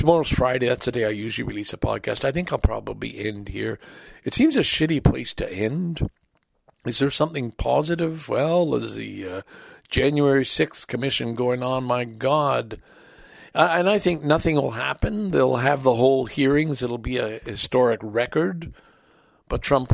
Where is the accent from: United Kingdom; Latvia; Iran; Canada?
Canada; we're Canadian